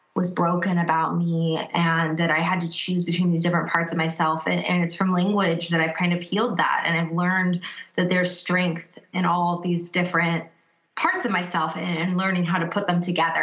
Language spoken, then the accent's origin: English; United States; first language English; now in Cincinnati, United States